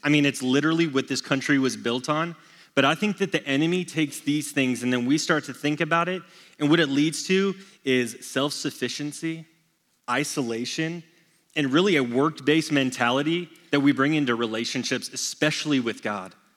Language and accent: English; Texas, United States; born and raised in Texas